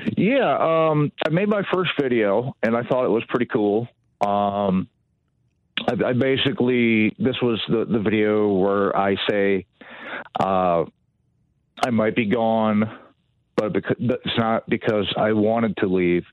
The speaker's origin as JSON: {"language": "English", "town": "Dearborn", "region": "Michigan", "country": "United States", "tie": "born or raised there", "also_born_or_lived": "Allen Park, Michigan", "said": "I was born in Dearborn, right outside uh, Detroit, in uh, the, the mid 70s and I, I grew up in uh, right outside Detroit."}